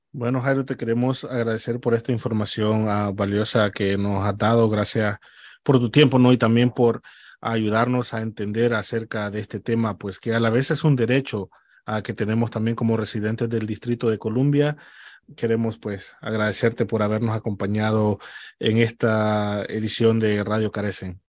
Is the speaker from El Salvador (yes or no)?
yes; El Salvador; moved away; yo soy salvadoreño